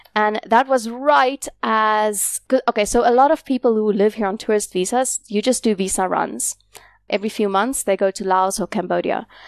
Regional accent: South Africa; moved away as an adult; also born or lived in South Korea; now in Da Nang, Vietnam; I came to Vietnam from South Africa.

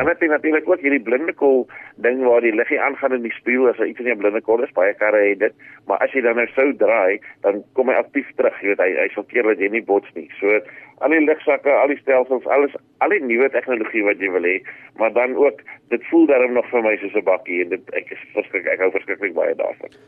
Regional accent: South Africa; ons is Suid-Afrikaners

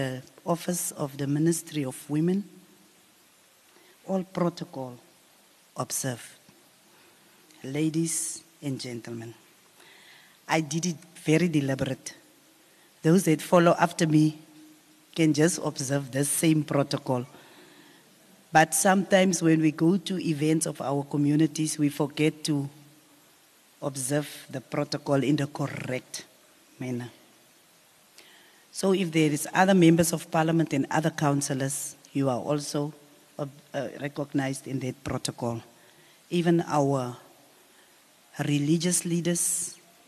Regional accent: Upington, Northern Cape, South Africa; I was born and bred in Upington.

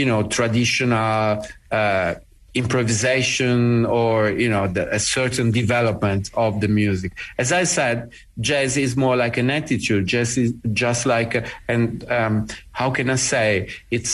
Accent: Bari, Apulia, Italy; coming from the conservatory in my hometown in Bari

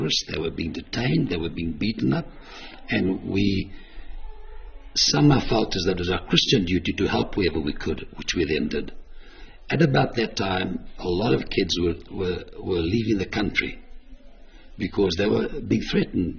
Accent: Eastern Cape, South Africa; we come from the Eastern Cape, from a farming community.

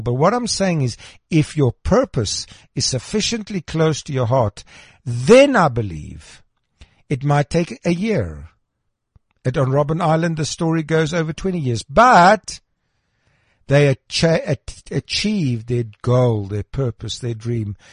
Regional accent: Krugersdorp, Gauteng, South Africa; I was born in Krugersdorp

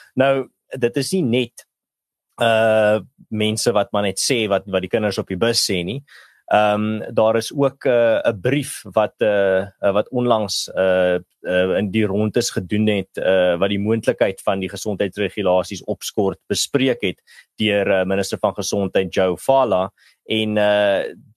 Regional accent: Malmesbury, Western Cape, South Africa; in die dorpie waar ek groot geword het in Mamesbury

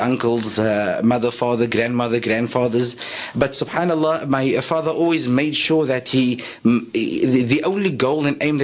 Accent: Cape Town, Western Cape, South Africa; also born or lived in Bayview / Strandfontein / Goodwood; I was born in the area of Colorado Park in Mitchell's Plain

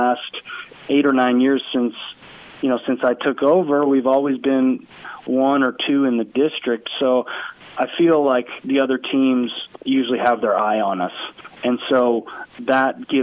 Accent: West Coast Canada, Canada; now in Cookeville, United States; I grew up in West Coast Canada

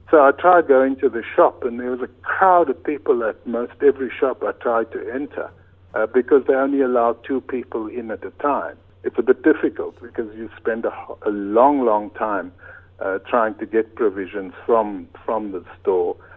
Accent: Cape Town, Western Cape, South Africa; moved away as an adult; now in Italy; I grew up on the Cape Flats

